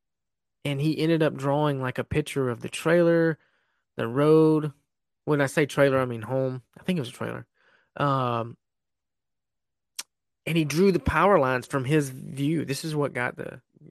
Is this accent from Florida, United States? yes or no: yes; Esto, Florida, United States; it's basically my hometown